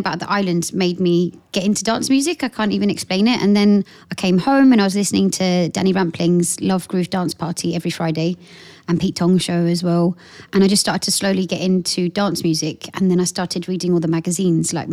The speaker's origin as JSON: {"language": "English", "town": "Portsmouth", "region": "South East England", "country": "United Kingdom", "also_born_or_lived": "London", "moved": "as an adult", "said": "I come from Portsmouth, so I was working in Portsmouth"}